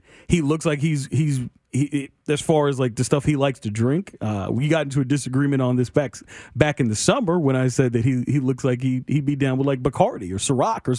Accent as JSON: {"language": "English", "town": "Kansas City", "region": "Missouri", "country": "United States", "tie": "born or raised there", "said": "I grew up in South Kansas City"}